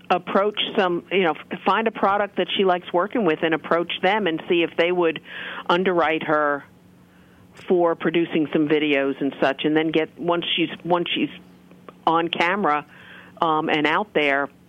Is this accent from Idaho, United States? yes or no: no; Michigan, United States; Michigan. What? Um, my home state.